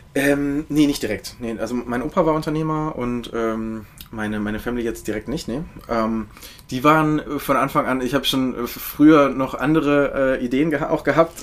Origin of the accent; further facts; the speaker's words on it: Hannover, Lower Saxony, Germany; now in Berlin, Germany; Ich komme aus, äh, aus Hannover, äh, ah, beziehungsweise Bad ja. und, und äh, genau, da wohnen meine Eltern auch.